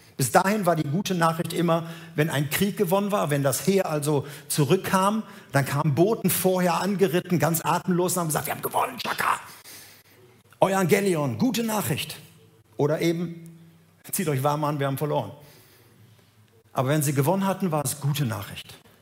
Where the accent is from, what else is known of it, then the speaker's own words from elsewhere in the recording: Gelsenkirchen, North Rhine-Westphalia, Germany; Ich bin groß geworden in Gelsenkirchen